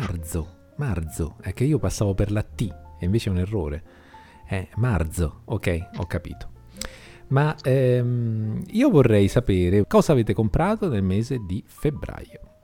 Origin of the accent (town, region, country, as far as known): Brianza, Lombardy, Italy; accent: Brianzolo Z